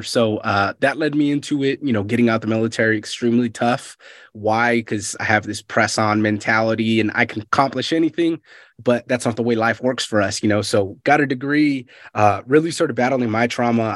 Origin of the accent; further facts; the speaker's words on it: Fresno, California, United States; moved away; I'm from Fresno, California originally